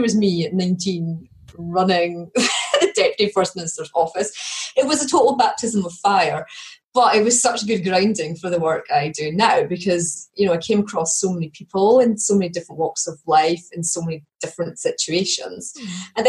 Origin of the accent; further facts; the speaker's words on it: Perthshire, Scotland, United Kingdom; also born or lived in Edinburgh; I'm from Perthshire, which is sort of, it's a very beautiful area of Scotland